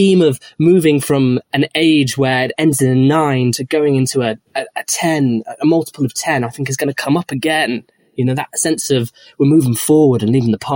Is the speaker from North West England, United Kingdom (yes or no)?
yes; Manchester, North West England, United Kingdom; I'm also gay, and I'm from Manchester